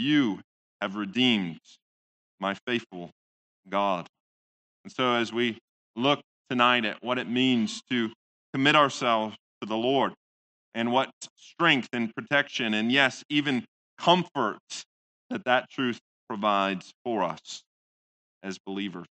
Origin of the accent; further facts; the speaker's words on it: Midwest, United States; most Dutchmen, at least the ones I grew up with in the Midwest